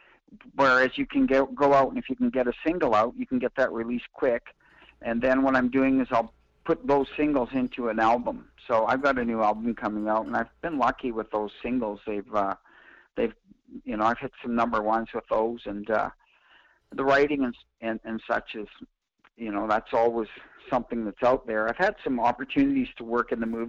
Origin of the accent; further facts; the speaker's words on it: Sapotaweyak Cree Nation, Manitoba, Canada; now in Palm Desert, United States; my reservation is Sapatoyak in Manitoba